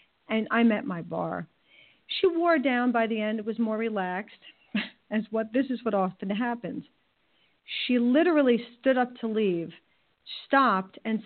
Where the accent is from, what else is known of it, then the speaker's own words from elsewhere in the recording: New York, United States; I'm from New York, so there's a little bit of an edge